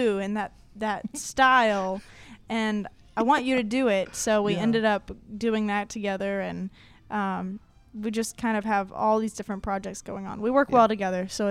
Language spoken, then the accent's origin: English; Concord, North Carolina, United States; moved away as an adult; now in Charlotte, United States; I'm from Concord, so it's just above Charlotte